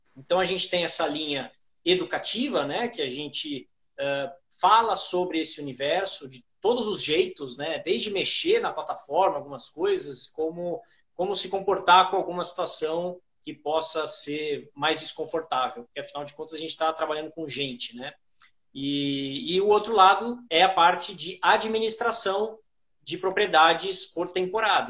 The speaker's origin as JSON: {"language": "Portuguese", "region": "São Paulo", "country": "Brazil", "said": "eu sou de São Paulo"}